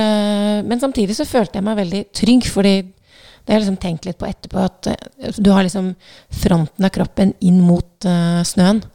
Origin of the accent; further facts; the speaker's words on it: Southern Norway, Norway; som søring